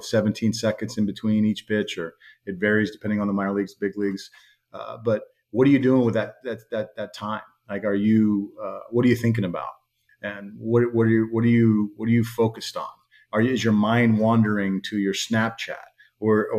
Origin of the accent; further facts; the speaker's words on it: Miami, Florida, United States; I grew up in Miami. I have some Cuban blood in me